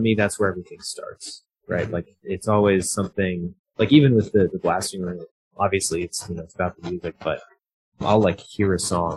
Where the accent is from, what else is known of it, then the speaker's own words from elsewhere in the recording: Fort Collins, Colorado, United States; I grew up in Fort Collins, so it's about an hour north of Denver.